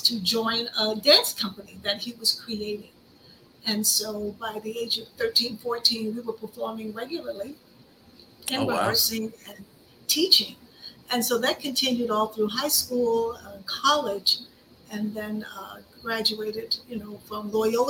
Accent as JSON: {"language": "English", "town": "Chicago", "region": "Illinois", "country": "United States", "tie": "born or raised there", "said": "I was born and raised in Chicago, Illinois, on the South Side"}